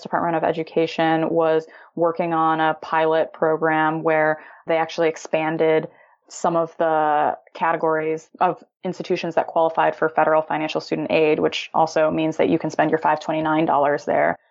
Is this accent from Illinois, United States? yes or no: yes; Illinois, United States; moved away as an adult; now in California, United States; I'm originally from Illinois, always had this dream of starting my own tech company, moved out to California to pursue